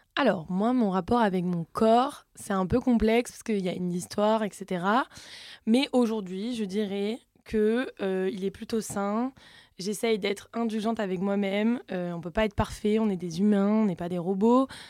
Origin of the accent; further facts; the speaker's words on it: south of France, France; accent: southern; je viens du sud de la France